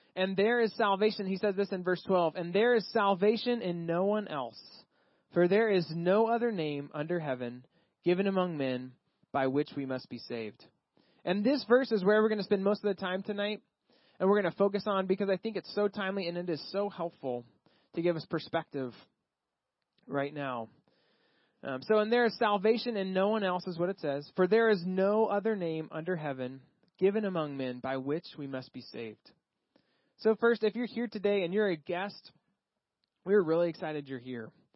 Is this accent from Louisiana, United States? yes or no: no; Texas, United States; moved away; I grew up in Texas.